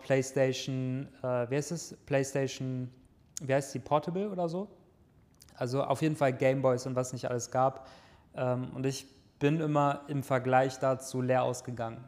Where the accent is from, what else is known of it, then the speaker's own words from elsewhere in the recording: near Düsseldorf, North Rhine-Westphalia, Germany; ich komme ja aus der Nähe von Düsseldorf, in einem kleinen Dorf bin ich am, an einem Feldweg aufgewachsen